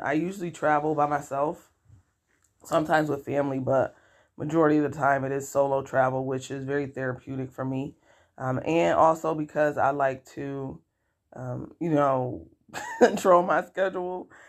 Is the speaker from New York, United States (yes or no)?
yes; Rochester, New York, United States; I was born and raised in Rochester, New York.